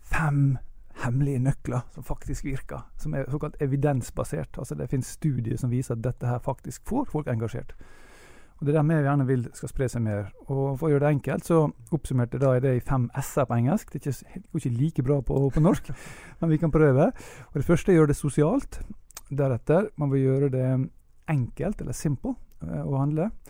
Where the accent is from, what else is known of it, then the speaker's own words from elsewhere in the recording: Ålesund, Møre og Romsdal, Norway; vi mennesker vi har en stedsidentitet. Jeg er ålesunder, f.eks.